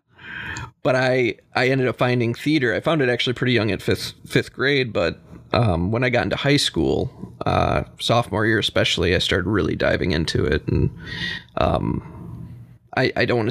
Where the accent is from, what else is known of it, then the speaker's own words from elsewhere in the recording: DeWitt, Michigan, United States; I grew up in DeWitt, Michigan. It's a small town just north of Lansing.